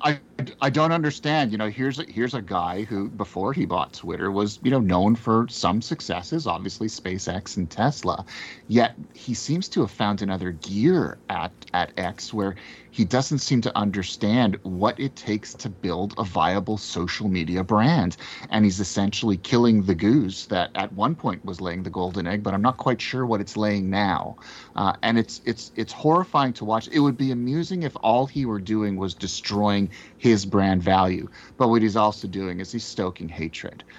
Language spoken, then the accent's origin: English; Canada; as a Canadian, uh, and, you know, uh, folks who know me, I'm a Jew